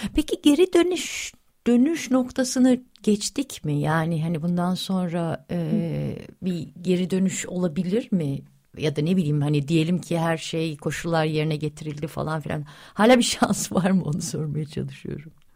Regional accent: Yalova, Turkey; ben Yalavalıyım yani Yalava 70'lerde çocukluğumu geçirdim.

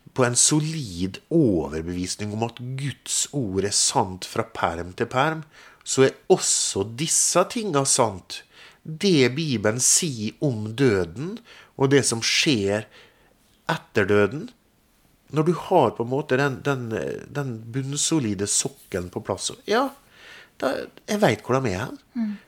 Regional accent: Molde, Møre og Romsdal, Norway; Jeg kommer jo fra Molde, født og oppvokst

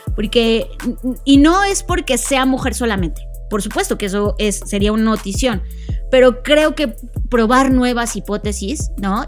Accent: Mexico; somos mexicanos

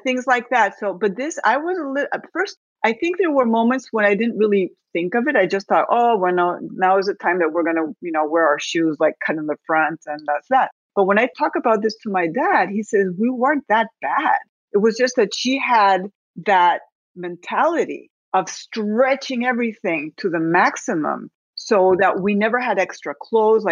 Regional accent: Spain; moved away as an adult; also born or lived in Naples, Florida; now in United States; I was born in Spain, but then my family moved to the States. My dad's from Spain, my mother's American. And I found myself back in Spain at the age of 5 when my parents divorced. And I was basically raised by my abuelita, my grandmother.

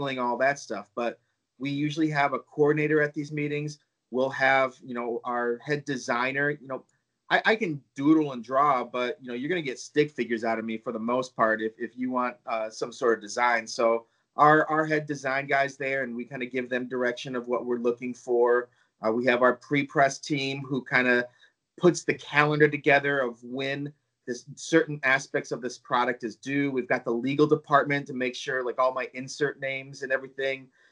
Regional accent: Hockeytown, Michigan, United States; I grew up near Hockey Town

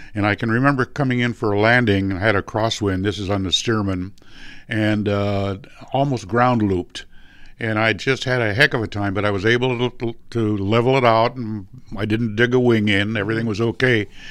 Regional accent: San Marino, California, United States; that's where I grew up in San Marino.

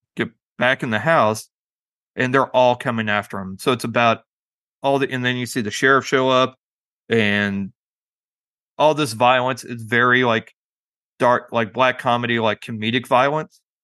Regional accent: Springfield, Missouri, United States; that's my hometown

